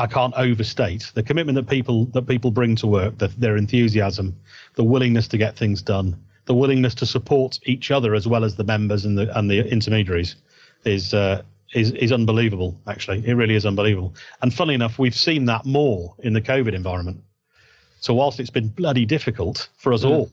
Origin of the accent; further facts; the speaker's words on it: Yorkshire and the Humber, United Kingdom; I'm a Yorkshireman